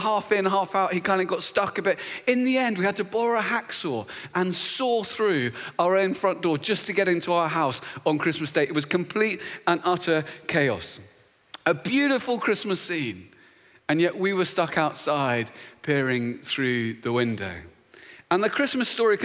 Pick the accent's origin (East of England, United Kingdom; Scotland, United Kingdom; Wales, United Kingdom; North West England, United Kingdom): East of England, United Kingdom; Luton; moved away; I was back in my hometown, which is a beautiful little town just north of London called Luton